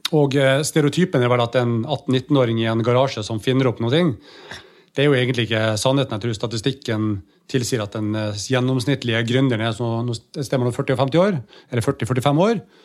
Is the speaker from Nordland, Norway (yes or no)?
yes; Bodø, Nordland, Norway; moved away; Det kunne vi ikke i Bodø